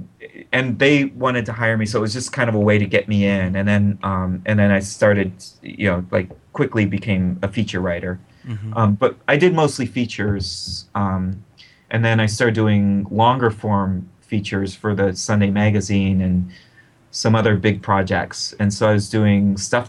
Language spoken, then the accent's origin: English; Akron, Ohio, United States; my hometown newspaper